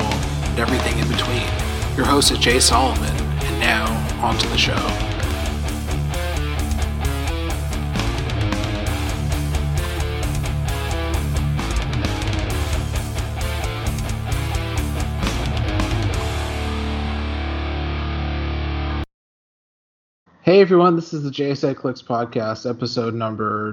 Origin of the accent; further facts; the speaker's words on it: Canada; we're Canadian